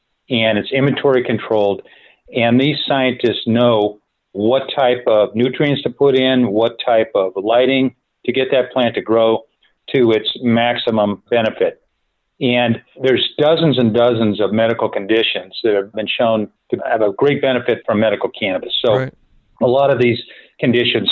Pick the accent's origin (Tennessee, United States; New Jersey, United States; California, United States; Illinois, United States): California, United States; San Francisco Bay Area; also born or lived in San Diego, United States; I grew up in the San Francisco Bay Area